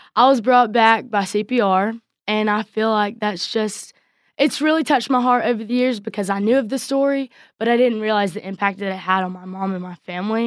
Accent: Coleman, Texas, United States; I grew up in Coleman my whole life

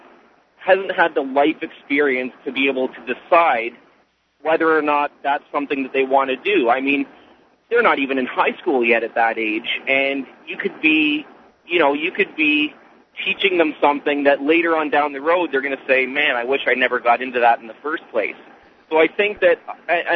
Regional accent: Canada; I'm actually from Canada

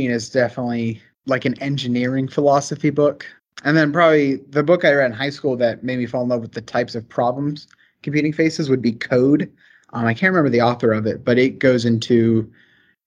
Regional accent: the South, Southern United States, United States; accent: Southern; I come from a really rural area. I'm sure my Southern accent is coming through quite a bit

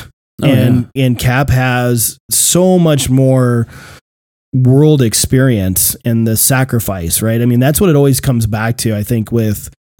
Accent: Queens, New York, United States; You know, with the, you know, Brooklyn, I'm from Queens.

